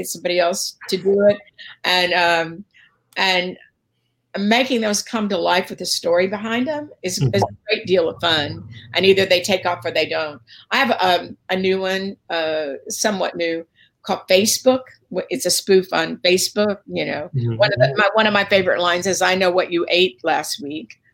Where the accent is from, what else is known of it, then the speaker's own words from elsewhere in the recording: Dallas, Texas, United States; I'm from the South. I'm from Dallas